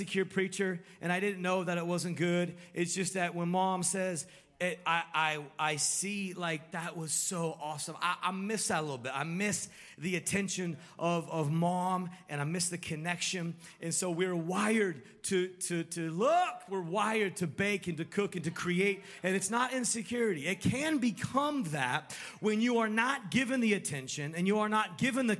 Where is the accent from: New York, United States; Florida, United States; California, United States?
California, United States; when I was growing up in California